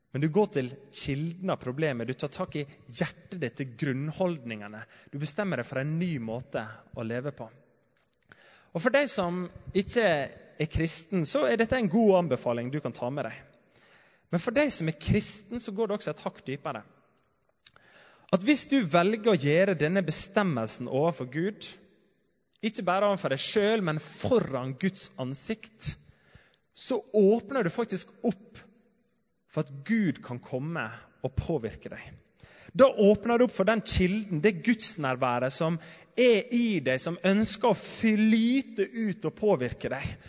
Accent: Sunnmøre, Møre og Romsdal, Norway; hjemme på Sunnmøre

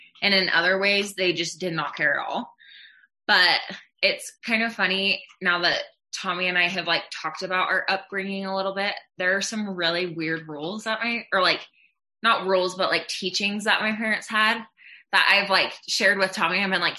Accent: Utah, United States; also born or lived in Netherlands; I grew up in Utah for a little bit and then we moved around quite a bit. And, I ended up graduating high school in the Netherlands.

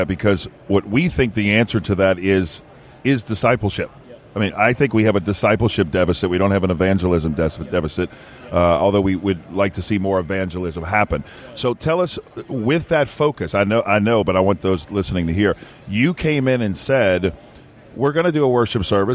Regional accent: New Orleans, Louisiana, United States; I'm from New Orleans

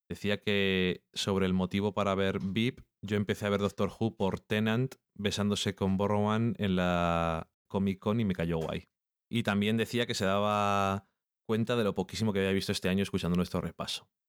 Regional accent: Burgos, Castile and León, Spain; Eso yo lo digo así, porque soy de Burgos.

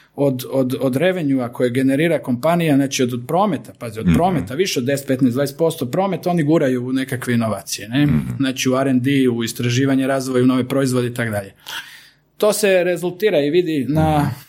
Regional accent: Croatia

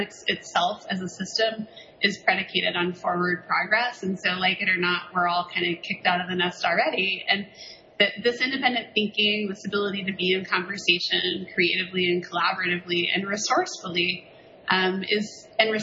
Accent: the South, United States; moved away; I'm from the South originally

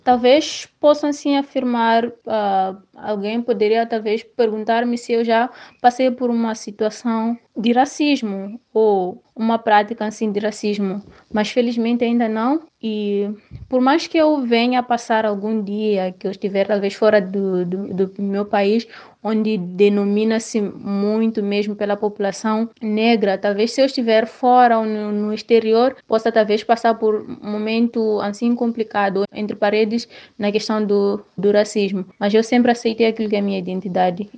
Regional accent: Mozambique; Eu sou negra, sou africana, sou moçambicana

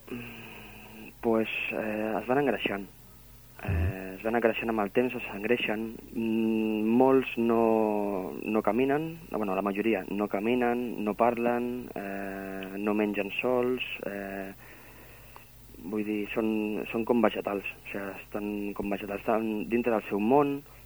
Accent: Barcelona, Catalonia, Spain; also born or lived in Maçanet de la Selva / Sils; now in Sant Feliu de Guíxols, Spain; jo sóc de Barcelona, sóc nascut de Barcelona.

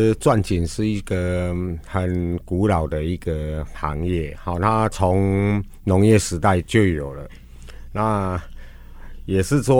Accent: Chiayi, Taiwan; now in Yilan, Taiwan; 呃，我的故乡是在嘉义啊，呃，应该说早期父亲很早就已经到北部来发展了。嗯、那我也是随着这个工作，然后很多县市我都有待过。那算一算，在宜兰算待最久的，

